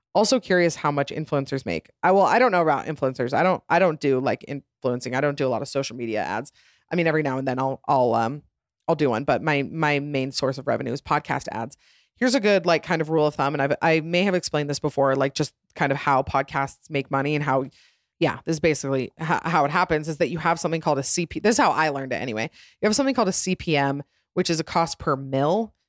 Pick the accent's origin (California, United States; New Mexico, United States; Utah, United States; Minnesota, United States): Utah, United States; also born or lived in Atlanta, Georgia; we moved here to Utah. Then we moved around a little bit, but, uh, mostly been Utah